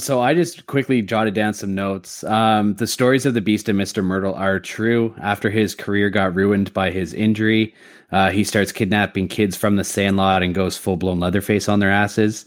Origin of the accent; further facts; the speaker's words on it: Canada; I'm Canadian